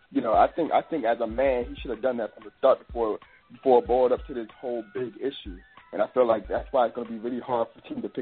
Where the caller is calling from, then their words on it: Maryland, United States; I'm from Maryland.